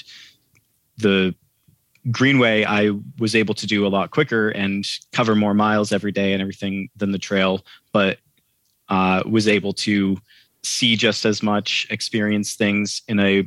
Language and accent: English; Maine, United States; I'm from Maine